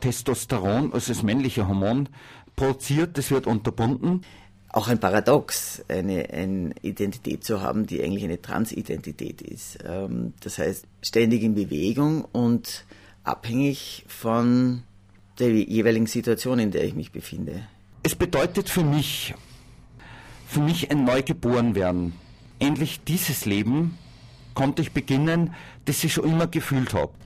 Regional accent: Salzburg, Austria; ich bin aus Salzburg

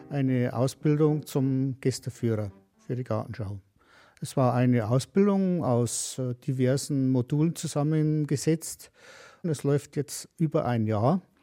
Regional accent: Philippsreuth, Bavaria, Germany; ich komme aus der Gemeinde Philipsreuth und wohne in Mitterfirmensreuth seit 1961.

